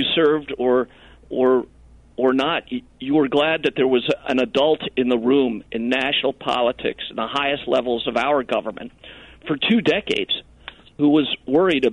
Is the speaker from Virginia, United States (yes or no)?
yes; McLean, Virginia, United States; I grew up down in McLean, Virginia